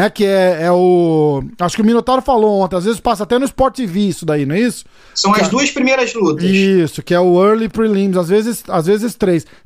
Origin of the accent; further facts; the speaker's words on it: São Paulo, Brazil; moved away; sou de São Paulo, cara. E eu tô é fora.